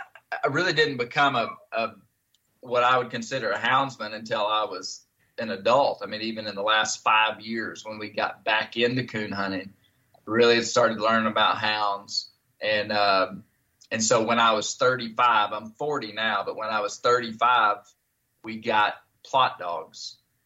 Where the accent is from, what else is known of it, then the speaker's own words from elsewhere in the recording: Arkansas, United States; Steve, I grew up in Western Arkansas, and my father was my grandfather.